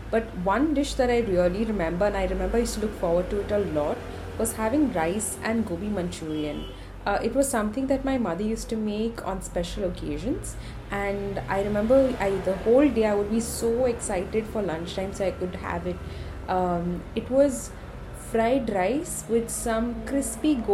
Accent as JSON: {"language": "English", "town": "Mangalore", "region": "Karnataka", "country": "India", "said": "I'm from Mangalore."}